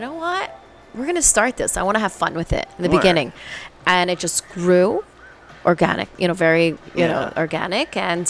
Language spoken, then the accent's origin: English; Ridgefield Park, New Jersey, United States; also born or lived in Washington Heights, New York; now in East Rutherford, United States; I was born in New York, but I moved to Richfield Park when I was like 7.